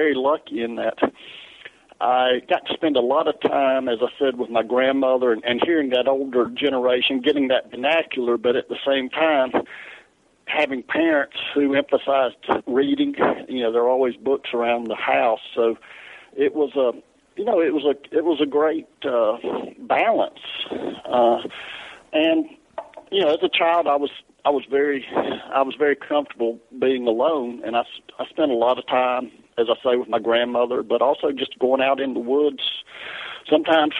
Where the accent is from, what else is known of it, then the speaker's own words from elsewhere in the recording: the South, United States; accent: Southern; because of my accent